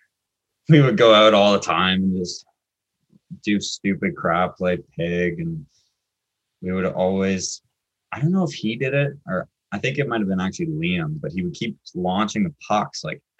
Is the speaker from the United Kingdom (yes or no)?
no; Curtis, Ontario, Canada; I'm from Curtis.